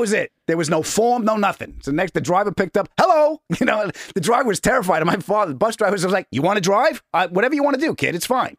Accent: Huntington, New York, United States; also born or lived in Queens, New York; I was born in Queens and I was raised on Long Island

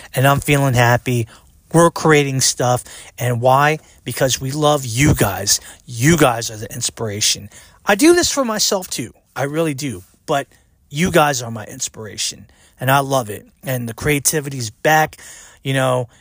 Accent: United States; I'm an American, 'cause I was born and raised in the United States of America.

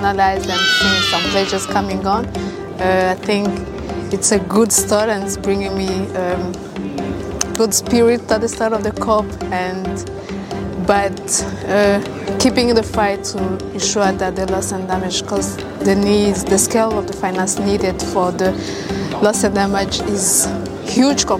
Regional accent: Rwanda; I'm from Rwanda

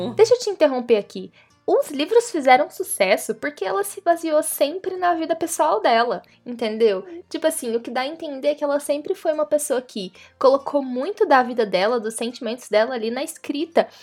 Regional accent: Brazil; A gente é brasileiro, a gente conhece a gambiarra

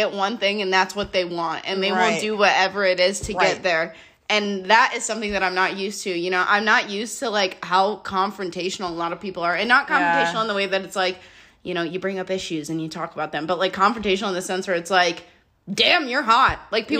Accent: near Detroit, Michigan, United States; now in Los Angeles, United States; I grew up solely in Michigan, like, you know, 15 minutes outside of Detroit, 10 minutes from the border of Canada.

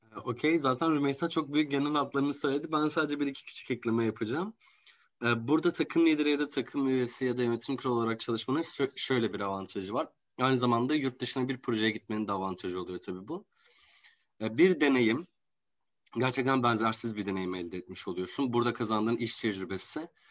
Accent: Gaziantep, Turkey; ben Gaziantep'liyim aslan ve dünyanın gastronomi şehri bizim şehrimiz

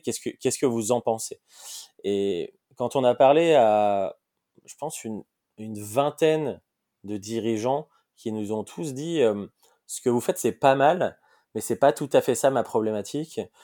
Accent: Lyon, Auvergne-Rhône-Alpes, France; moved away as an adult; also born or lived in Paris; j'ai grandi j'ai grandi à Lyon. Donc moi, je suis, lyonnais

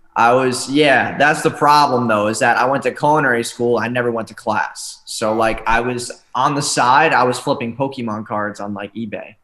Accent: New York, United States; moved away; I'm from New York originally

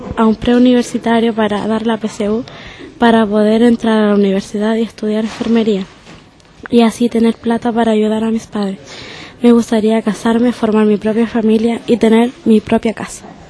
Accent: San Fernando, O'Higgins, Chile; nací en el Hospital de San Fernando el 9 de agosto de 1991

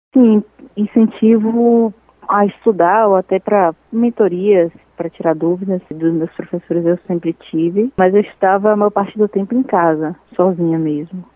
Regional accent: Salvador, Bahia, Brazil; eu ser nascida e criada em Salvador

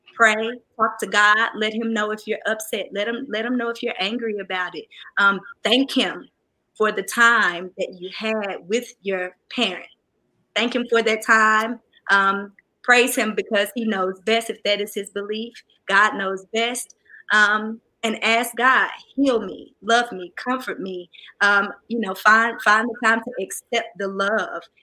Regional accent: the South, United States; I'm from the South, a little country

